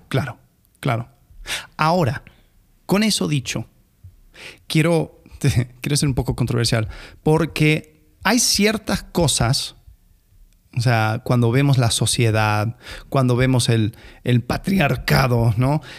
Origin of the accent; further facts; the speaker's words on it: Argentina; como, argentino